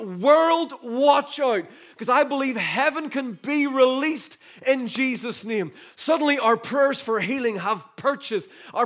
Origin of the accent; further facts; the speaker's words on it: the North, Northern Ireland, United Kingdom; I remember growing up in the Troubles in the North. I was born in 73